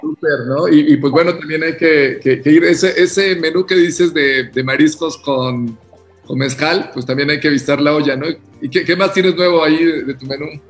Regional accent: Oaxaca, Mexico; entre oaxaqueños

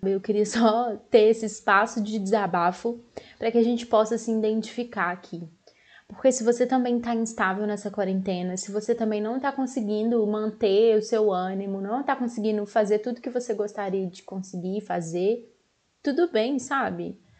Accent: Belo Horizonte, Minas Gerais, Brazil; eu sou aqui de Belo Horizonte

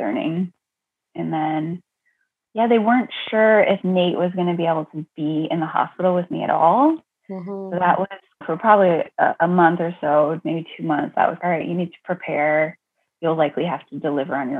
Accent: Ontario, Canada; moved away as an adult; now in Massachusetts, United States; I'm originally from Ontario, Canada. So I'm a Canadian girl, but fell in love with an American, moved here

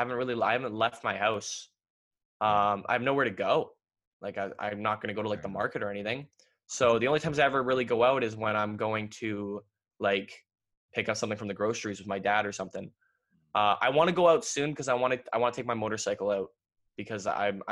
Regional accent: Ontario, Canada; I'm from Ontario.

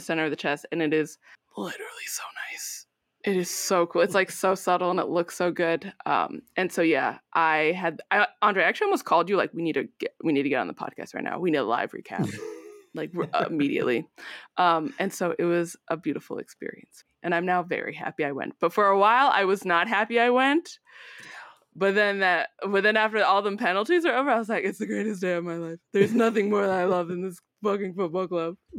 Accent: United States; born and raised in the United States

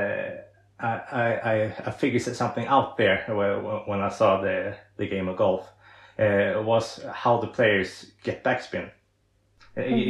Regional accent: Sweden; English is a second language; I'm from Sweden, I'm a professional disability golfer

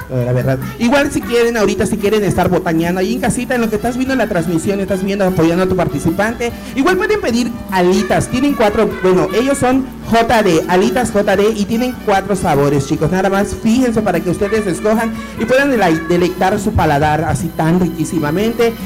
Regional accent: Mexico; Como buenas mexicanas

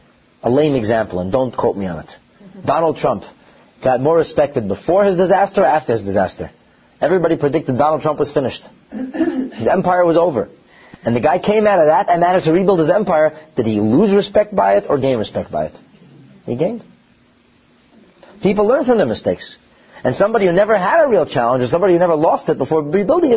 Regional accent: United States; I'm an American, I'm sorry. So, growing up as a young boy in the United States of America

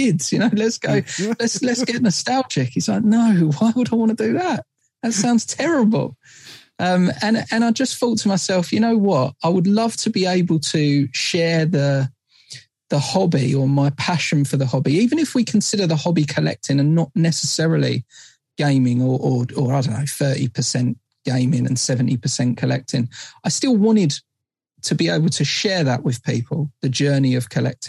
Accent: Essex, East of England, United Kingdom; we're from Essex

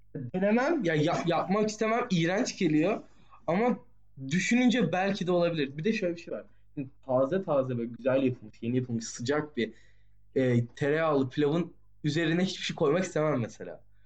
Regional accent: Turkey; Türk'üz abi.

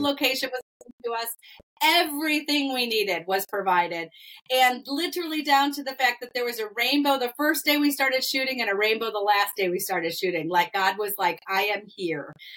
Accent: Massachusetts, United States; now in Midwest, United States; I live in the middle of the Midwest, and I'm a New Englander. We grew up in Massachusetts

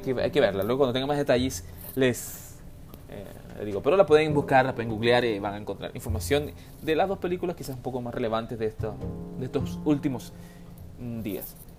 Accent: Venezuela; now in Chile; Yo como venezolano

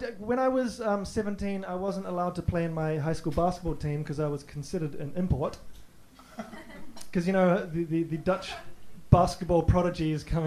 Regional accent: New Zealand; also born or lived in Netherlands; I'm not really from New Zealand. It's a complicated relationship I have with my country. Because I was born in Holland. And so when I was four, I moved to New Zealand. So I never really felt part of either country.

